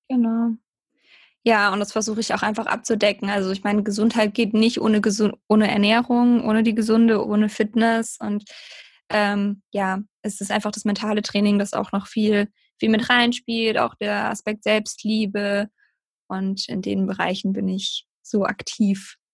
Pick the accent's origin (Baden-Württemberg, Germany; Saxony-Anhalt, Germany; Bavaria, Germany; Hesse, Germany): Baden-Württemberg, Germany; near Heidelberg; Ich komme aus der Nähe von Heidelberg, ähm, genau im Süden von Deutschland